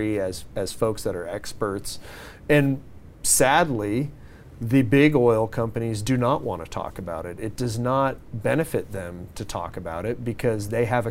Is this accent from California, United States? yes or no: yes; San Diego, California, United States; I grew up here, born and raised in San Diego.